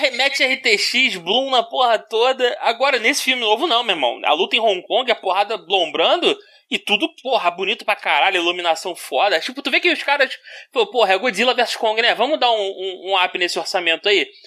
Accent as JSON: {"language": "Portuguese", "region": "Rio de Janeiro", "country": "Brazil", "said": "eu sou do Rio"}